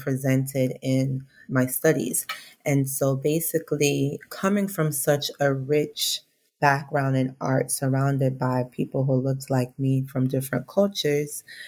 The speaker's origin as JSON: {"language": "English", "region": "South Florida", "country": "United States", "moved": "as an adult", "lives_now": "New York City, United States", "said": "I'm from South Florida"}